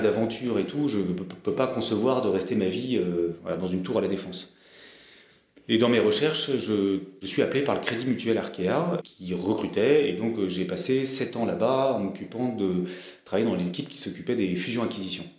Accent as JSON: {"language": "French", "region": "Brittany", "country": "France", "also_born_or_lived": "Paris", "moved": "as an adult", "said": "Je suis breton, je, j'ai un ancrage, euh, territorial fort"}